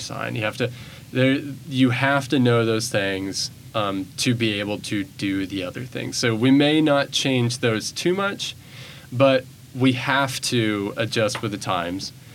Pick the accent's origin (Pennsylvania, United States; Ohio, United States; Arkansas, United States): Arkansas, United States; Bentonville; moved away as an adult; now in Memphis, United States; I come from Bentonville, Arkansas, which is ooh, Walmart town, very well funded. Uh, Bentonville High School